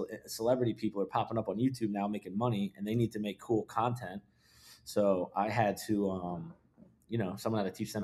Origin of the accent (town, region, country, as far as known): Philadelphia, Pennsylvania, United States